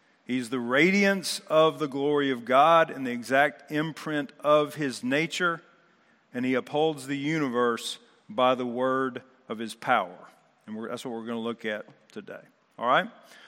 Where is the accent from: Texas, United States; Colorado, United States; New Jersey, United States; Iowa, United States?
Texas, United States; I'm from Texas, but I hate the Astros more than any other team